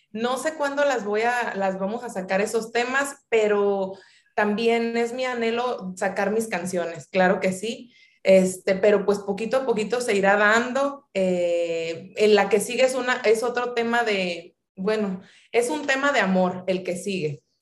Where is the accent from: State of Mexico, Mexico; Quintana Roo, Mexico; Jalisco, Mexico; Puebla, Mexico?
Jalisco, Mexico; Guadalajara; now in Sinaloa, Mexico; nací en Guadalajara, Jalisco. Mi madre es de aquí de Culiacán, Sinaloa.